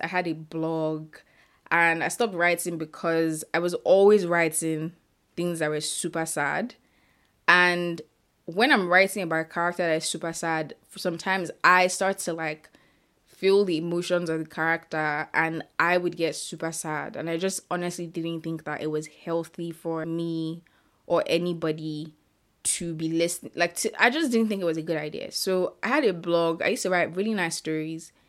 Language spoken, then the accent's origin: English; Ibadan, Oyo, Nigeria; I currently live in Nigeria and I grew up in Ibadan, Nigeria.